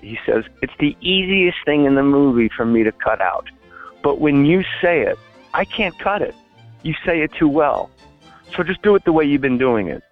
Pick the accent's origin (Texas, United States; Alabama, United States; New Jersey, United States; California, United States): New Jersey, United States; I was just a kid from Jersey